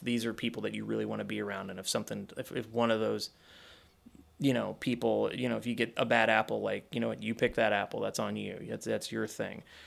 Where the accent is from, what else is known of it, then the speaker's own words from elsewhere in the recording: Kentucky, United States; moved away; I grew up in Kentucky